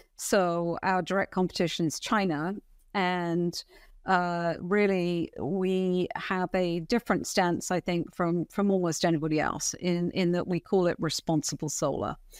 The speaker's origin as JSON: {"language": "English", "country": "United Kingdom", "also_born_or_lived": "Europe", "moved": "as an adult", "lives_now": "United States", "said": "I started off in the U K, funnily enough, in retail as a commercial management trainee straight out of school"}